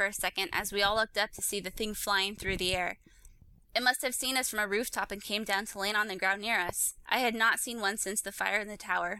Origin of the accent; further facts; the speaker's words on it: Canada; Also, I'm Canadian.